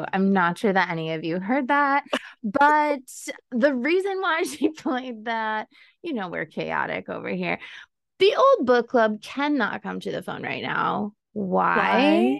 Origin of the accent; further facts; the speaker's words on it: Buffalo, New York, United States; we are from Buffalo, so we thought saucy, our wings.